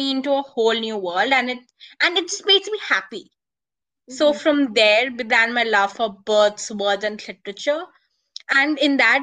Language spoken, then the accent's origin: English; India; I'm a teen author, blogger, and a literature advocate, and I'm from India